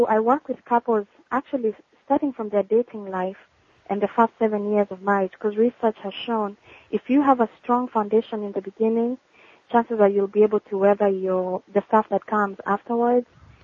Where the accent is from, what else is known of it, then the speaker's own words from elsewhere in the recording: Nairobi, Kenya; moved away as an adult; now in West Palm Beach, United States; I am a Kenyan by birth. I was born and raised in Nairobi